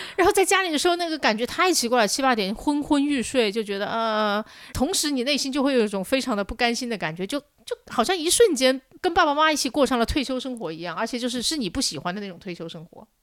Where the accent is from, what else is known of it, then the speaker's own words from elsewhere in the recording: Changsha, Hunan, China; 我家乡在长沙，小时候是可以放烟花的